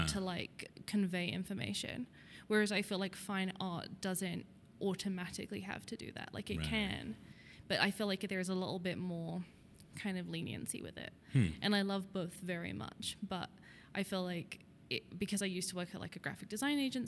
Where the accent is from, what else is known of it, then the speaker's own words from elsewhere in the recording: United Kingdom; moved away as an adult; now in Denver, United States; I am a British illustrator, and I've lived here for about 8 years